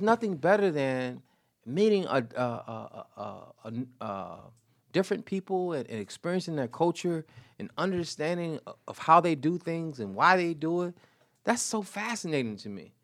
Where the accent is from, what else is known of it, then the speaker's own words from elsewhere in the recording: St. Petersburg, Florida, United States; now in Brooklyn, United States; I'm from Saint Petersburg, Florida